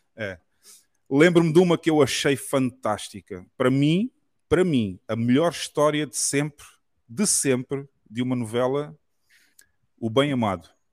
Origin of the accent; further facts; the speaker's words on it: Portugal; accent: Portuguese of Portugal; also born or lived in Brazil; o português de Portugal que eu falo normalmente